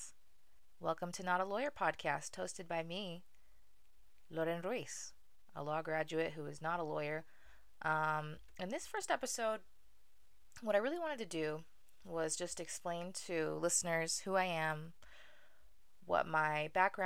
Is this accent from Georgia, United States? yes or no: no; Utah, United States; also born or lived in Maracaibo, Venezuela; I was born in Maracaibo, Venezuela, the bustling metropolis, second largest city in the country, and moved to the United States to the inglorious state of Utah when I was 4 months old